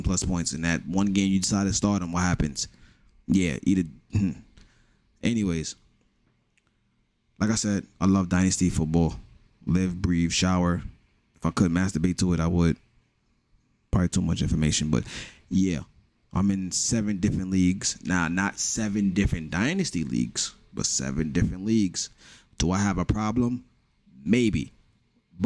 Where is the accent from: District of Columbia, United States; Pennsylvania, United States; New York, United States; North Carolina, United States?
New York, United States; New York City; you can tell from my accent, I am from New York, from the Bronx